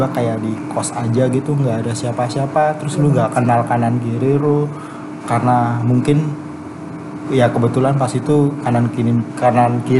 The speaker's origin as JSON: {"language": "Indonesian", "town": "Surabaya", "region": "East Java", "country": "Indonesia", "moved": "as an adult", "lives_now": "Jakarta, Indonesia", "said": "gue dari Surabaya"}